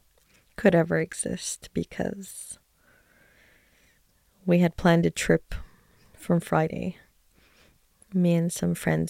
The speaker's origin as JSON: {"language": "English", "country": "Canada", "tie": "born or raised there", "also_born_or_lived": "Tel Aviv, Israel", "lives_now": "Efrat, West Bank", "said": "I'm 37 years old. I was born in Tel Aviv, but grew up in Canada and currently live in Efrat in the West Bank."}